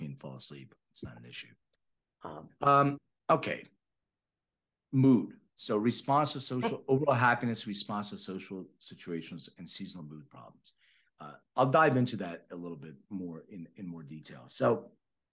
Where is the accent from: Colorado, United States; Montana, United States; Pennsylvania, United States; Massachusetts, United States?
Pennsylvania, United States; Philadelphia; moved away as an adult; now in Los Angeles, United States; I'm from Philly. I live in LA for the last 15 years.